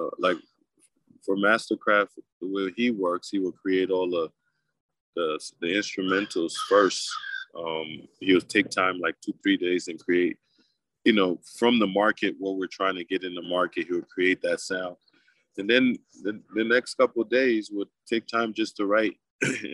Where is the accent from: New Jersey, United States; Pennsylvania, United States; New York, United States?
New Jersey, United States; also born or lived in Africa; I grew up in Jersey.